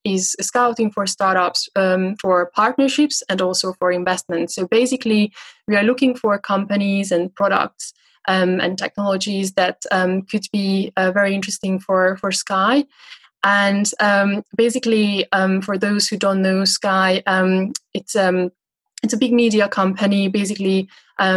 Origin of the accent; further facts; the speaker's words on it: Budapest, Hungary; moved away as an adult; also born or lived in San Francisco; now in London, United Kingdom; So I'm originally from Hungary, from Budapest. I lived most of my life there.